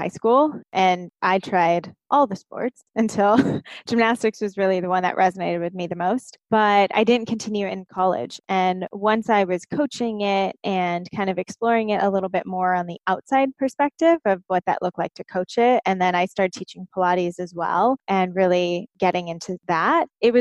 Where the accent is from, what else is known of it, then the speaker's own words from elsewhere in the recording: Southern California, United States; I grew up in Southern California